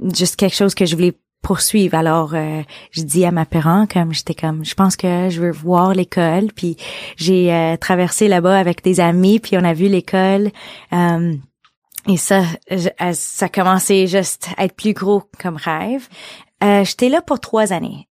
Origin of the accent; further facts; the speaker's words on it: Beaconsfield, Quebec, Canada; j'ai grandi à, à Beaconsfield